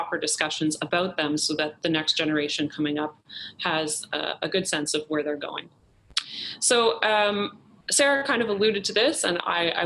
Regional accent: Halifax, Nova Scotia, Canada; moved away; also born or lived in Toronto; I was also born and raised in Halifax, Nova Scotia

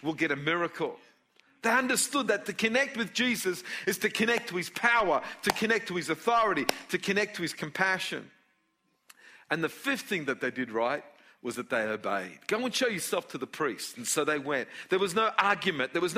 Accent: Australia; I was born in Australia

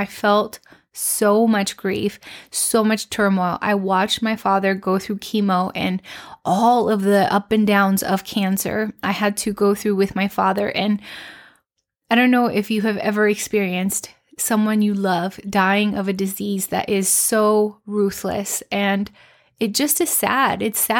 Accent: Mexico; I've lived in different country. Like I grew up in Mexico

